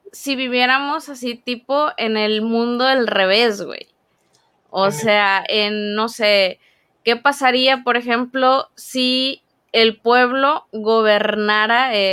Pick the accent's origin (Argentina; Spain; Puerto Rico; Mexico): Mexico; Dije, imagínate, si, como tú dices, somos mexicanos y tenemos cierta cultura